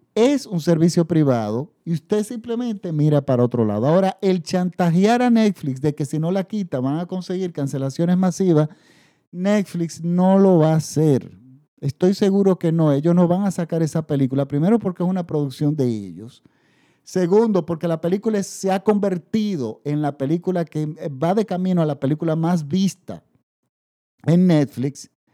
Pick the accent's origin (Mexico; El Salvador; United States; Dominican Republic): Dominican Republic; en, República Dominicana, en mi país